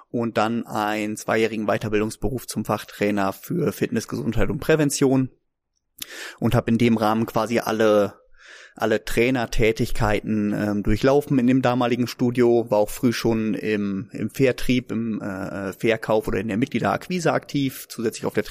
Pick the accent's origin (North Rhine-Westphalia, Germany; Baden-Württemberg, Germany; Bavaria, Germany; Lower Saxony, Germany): Lower Saxony, Germany; Neuenhaus; ich komme aus Neuenhaus, ich bin 1986 geboren